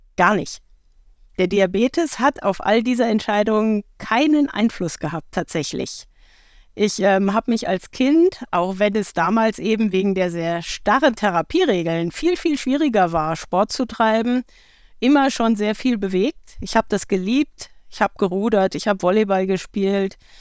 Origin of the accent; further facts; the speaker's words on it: Marburg, Hesse, Germany; in meiner Heimatstadt ist die Blindenstudienanstalt. Das heißt, ich habe sehr viele Menschen ähm, mit fehlendem Sehvermögen hier in meiner Kindheit auch erlebt.